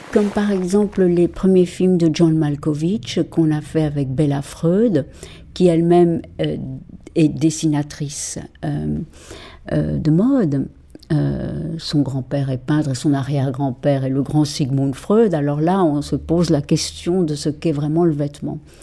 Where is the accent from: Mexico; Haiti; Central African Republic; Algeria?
Mexico; moved away as an adult; also born or lived in Paris, France; now in France; j'ai été élevée au Mexique